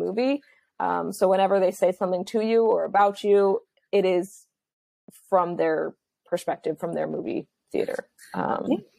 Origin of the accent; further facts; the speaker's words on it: Los Angeles, California, United States; I'm from Los Angeles, so this is just like my world and my life